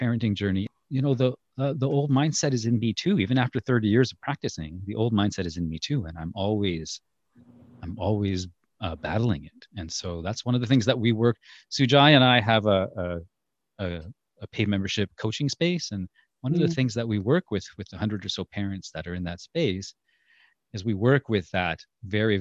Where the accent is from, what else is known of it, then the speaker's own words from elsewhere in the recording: India; I'm from India.